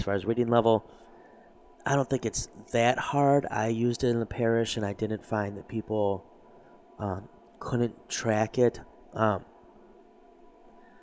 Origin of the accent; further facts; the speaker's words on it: United States; as an American